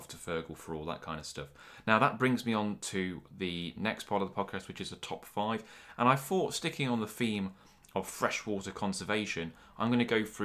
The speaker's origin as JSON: {"language": "English", "town": "Nottingham", "region": "East Midlands", "country": "United Kingdom", "tie": "born or raised there", "said": "I'm born and bred in Nottingham."}